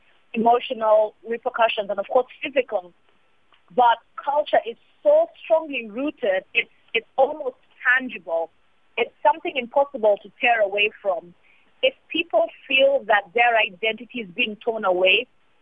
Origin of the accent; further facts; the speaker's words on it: Uganda; I come from Uganda